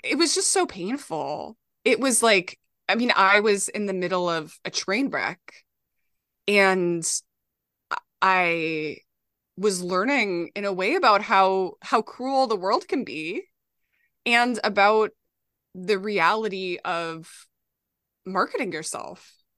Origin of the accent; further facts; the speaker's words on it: Minnesota, United States; now in New York City, United States; I grew up in Minnesota